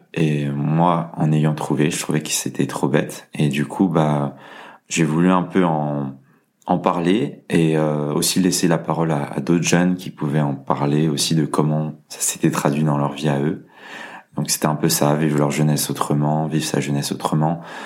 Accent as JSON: {"language": "French", "town": "Lyon", "region": "Auvergne-Rhône-Alpes", "country": "France", "said": "je suis lyonnais"}